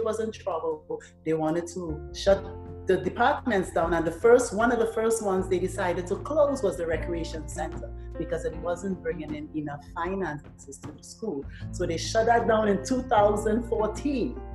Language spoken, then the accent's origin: English; Trinidad & Tobago; moved away; I'm from Trinidad